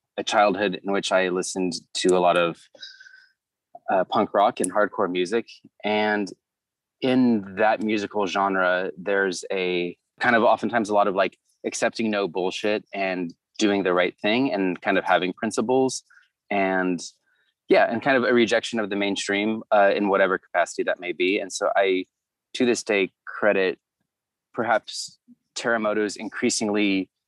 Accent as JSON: {"language": "English", "area": "Orange County", "region": "Southern California", "country": "United States", "tie": "born or raised there", "also_born_or_lived": "Santa Barbara, California", "lives_now": "Los Angeles, United States"}